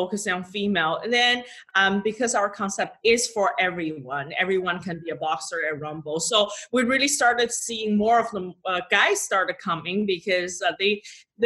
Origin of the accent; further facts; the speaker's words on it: China; moved away; I'll probably explore my home country. I'm from China.